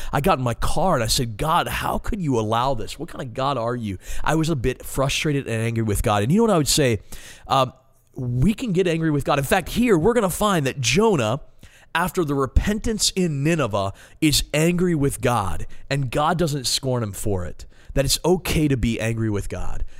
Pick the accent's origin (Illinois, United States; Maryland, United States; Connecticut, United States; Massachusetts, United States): Maryland, United States; moved away as an adult; now in Ohio, United States; I'm from Maryland, born and raised, been in Ohio for four years.